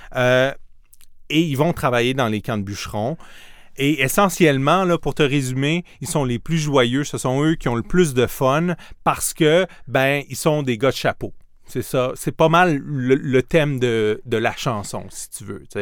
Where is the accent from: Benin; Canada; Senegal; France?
Canada; Outaouais, Quebec; j'ai grandi en Outaouais